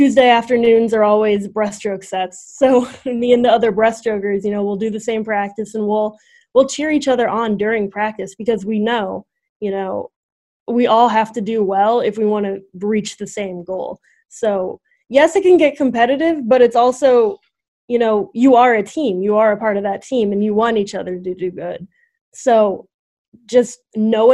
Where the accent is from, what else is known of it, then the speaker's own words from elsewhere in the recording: Missouri, United States; moved away as an adult; now in Fairfield, United States; I'm from Missouri